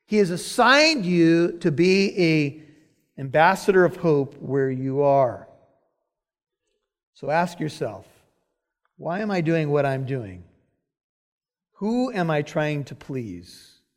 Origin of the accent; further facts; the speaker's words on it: Corona, California, United States; I'm from Corona, California